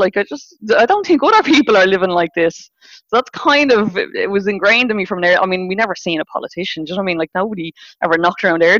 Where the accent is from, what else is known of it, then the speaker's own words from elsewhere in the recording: Dublin, Leinster, Ireland; I grew up in Rialto. And it was like massively, massively disadvantaged at the time. I mean, it was the epicenter of the heroin epidemic.